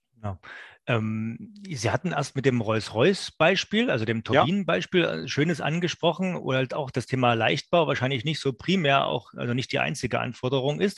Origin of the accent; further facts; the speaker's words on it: Saxony, Germany; accent: Saxon; ich könnte jetzt als Sachse auch so reden, dass Sie mich nicht verstehen